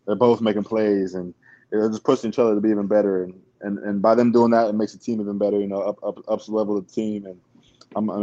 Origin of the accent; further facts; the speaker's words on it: Ohio, United States; moved away; I'm from Ohio